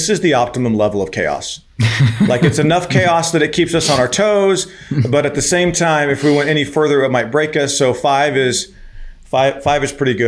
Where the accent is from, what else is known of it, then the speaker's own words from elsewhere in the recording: Arizona, United States; also born or lived in Venezuela; born and raised in Arizona